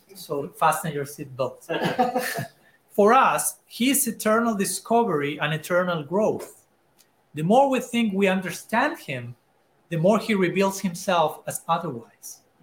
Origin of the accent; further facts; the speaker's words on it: Argentina; I'm from Argentina